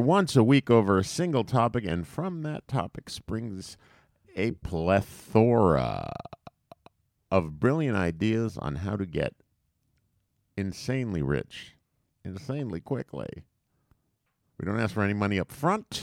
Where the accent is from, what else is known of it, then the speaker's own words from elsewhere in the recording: United States; we're American